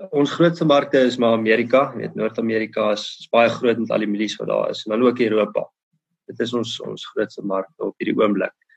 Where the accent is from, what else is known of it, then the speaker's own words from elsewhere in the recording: Bothaville, Free State, South Africa; ek het groot geword in Botawil